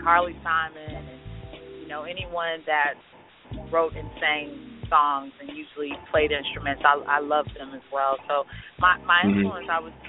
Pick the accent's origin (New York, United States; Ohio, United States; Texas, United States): Texas, United States; Dallas; moved away as an adult; now in Atlanta, United States; I'm from Dallas, graduated from Lincoln High School, Mighty Mighty Tigers, what up? I'm now in Atlanta